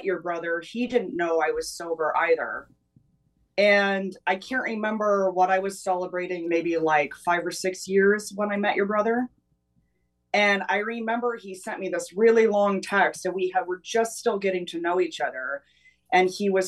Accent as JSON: {"language": "English", "town": "Atascadero", "region": "California", "country": "United States", "tie": "born or raised there", "moved": "yes", "lives_now": "Los Angeles, United States", "said": "I grew up on the central coast of California. So Atascadero"}